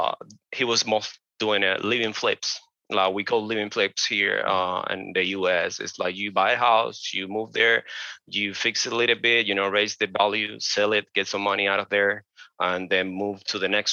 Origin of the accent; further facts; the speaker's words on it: Cuba; moved away as an adult; now in Austin, United States; I'm a Cuban immigrant. So I came from Cuba like 7 years ago